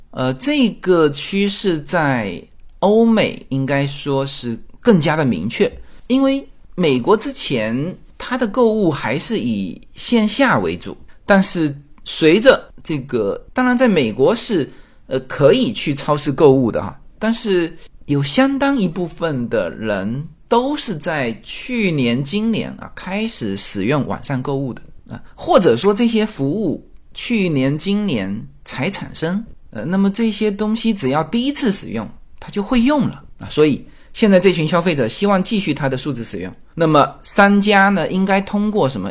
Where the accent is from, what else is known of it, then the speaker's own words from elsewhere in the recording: Fujian, China; moved away; 我们福建的那个建盏